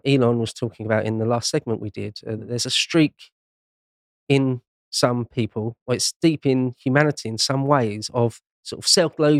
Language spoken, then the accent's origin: English; Essex, East of England, United Kingdom; also born or lived in London; I grew up in Essex and worked in London for the best part of 20 years